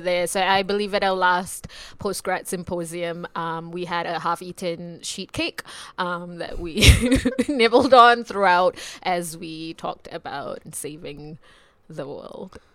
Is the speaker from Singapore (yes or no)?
yes; Singapore; I'm from Singapore